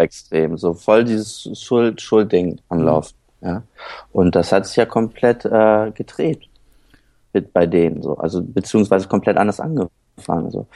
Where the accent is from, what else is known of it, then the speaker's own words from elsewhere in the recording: Höhr-Grenzhausen, Rhineland-Palatinate, Germany; moved away; also born or lived in Kiel / Schleswig-Holstein near the Danish border / Neuwied / Cologne; dann mit sechs bin ich in Westerwald gezogen, nach Hörgrenzhausen